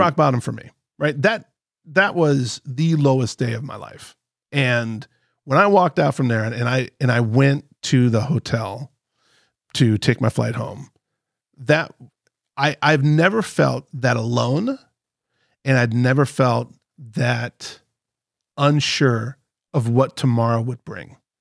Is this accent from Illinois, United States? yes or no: yes; Chicago, Illinois, United States; I'm from Chicago